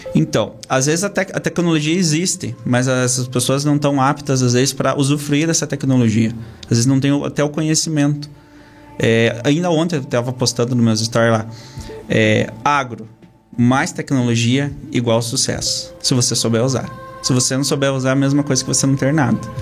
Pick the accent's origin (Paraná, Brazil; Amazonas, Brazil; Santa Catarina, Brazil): Paraná, Brazil; Castro; Sou de Castro, natural da cidade de Castro. Nasci no interior aqui de Castro.